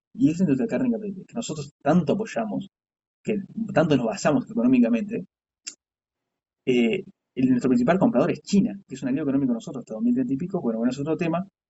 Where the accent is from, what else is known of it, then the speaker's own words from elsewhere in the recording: Uruguay; en Uruguay somos súper racistas